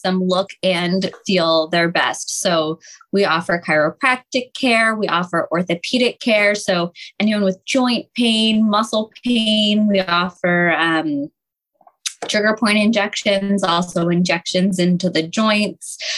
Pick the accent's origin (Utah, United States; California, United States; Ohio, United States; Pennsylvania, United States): Pennsylvania, United States; Montgomery County; I grew up in Monco